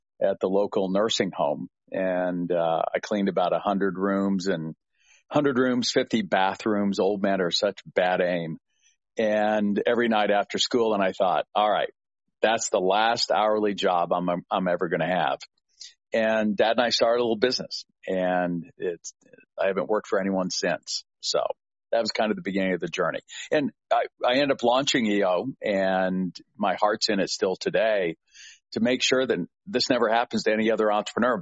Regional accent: Littleton, Colorado, United States; also born or lived in Denver, Colorado; now in Annapolis, United States; it was Littleton, Colorado, born and raised in Denver

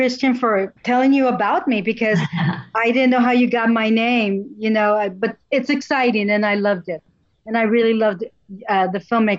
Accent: Netherlands; also born or lived in Italy / Azores; I grew up in the Netherlands. I grew up in Italy, and I grew up in the Azores on an island in the North Atlantic Ocean.

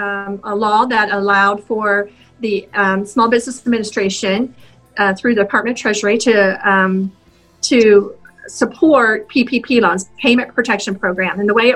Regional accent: Indianapolis, Indiana, United States; also born or lived in -; I grew up in Indianapolis, on the east side of Indianapolis.

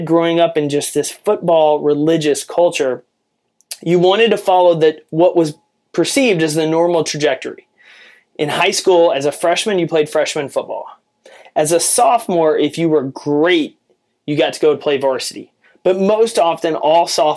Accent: Jacksonville, Texas, United States; I grew up in East Texas where football is king.

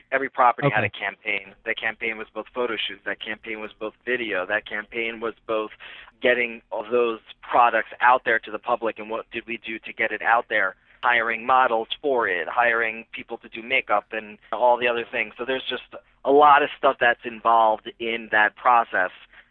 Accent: New Jersey, United States; moved away as an adult; now in New York City, United States; I grew up in New Jersey over the GW.

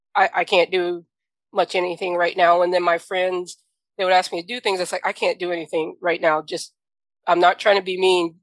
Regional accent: the South, United States; I'm from the South

